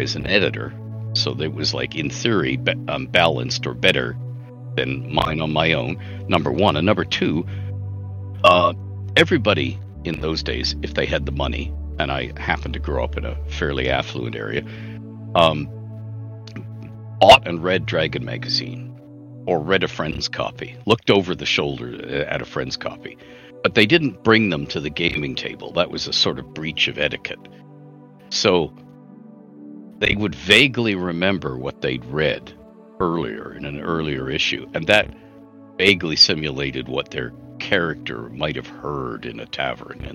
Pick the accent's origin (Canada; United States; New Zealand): Canada; I'm Canadian